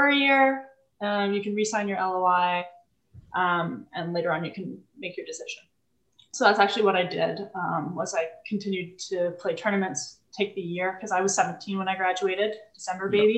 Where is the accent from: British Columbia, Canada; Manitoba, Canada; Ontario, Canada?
British Columbia, Canada; Vancouver; moved away as an adult; also born or lived in Toronto / Montreal; raised my brother and I in Vancouver